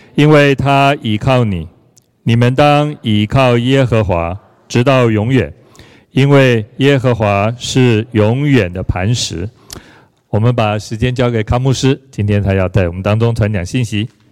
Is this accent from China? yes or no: no; Taiwan; 我们在台湾比很多地方也许好很多了